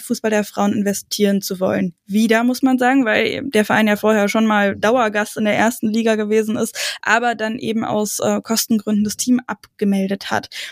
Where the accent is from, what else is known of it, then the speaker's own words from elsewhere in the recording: Brandenburg, Germany; bei uns äh, im Umkreis in Brandenburg